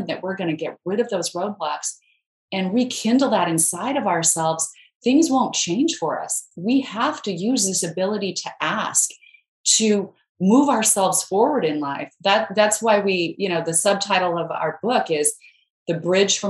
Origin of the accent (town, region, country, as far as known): Idaho, United States; born or raised there